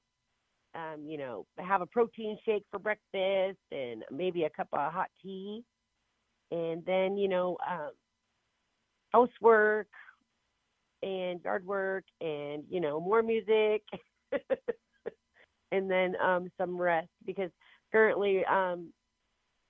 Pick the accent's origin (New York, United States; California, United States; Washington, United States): Washington, United States; Inchelium; I was born and raised on the Inchilim, in Inchilim on the Caldwell Indian Reservation here in Washington State.